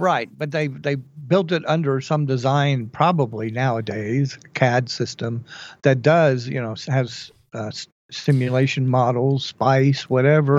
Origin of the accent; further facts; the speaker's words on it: Dallas, Texas, United States; moved away; I've been growing up in Dallas